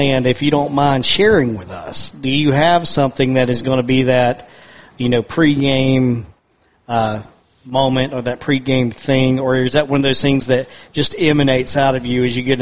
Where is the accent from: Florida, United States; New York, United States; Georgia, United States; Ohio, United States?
Georgia, United States; Toccoa; I'm from Stevens County, Toccoa, Georgia, up in North Georgia.